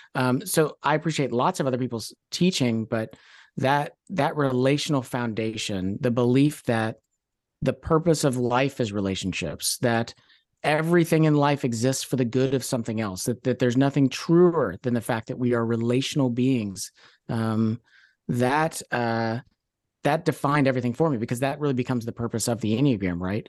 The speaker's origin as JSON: {"language": "English", "town": "Louisville", "region": "Kentucky", "country": "United States", "tie": "born or raised there", "also_born_or_lived": "Oakland, California", "moved": "as an adult", "said": "born and raised in Louisville, uh, out of high school, moved out to Oakland, California"}